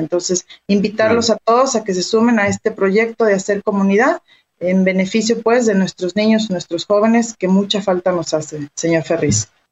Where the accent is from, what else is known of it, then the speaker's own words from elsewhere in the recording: Mexico; como mexicanos